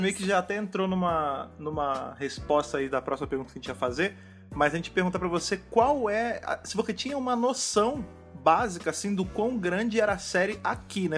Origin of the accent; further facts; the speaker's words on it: Brazil; nós três aqui somos brasileiros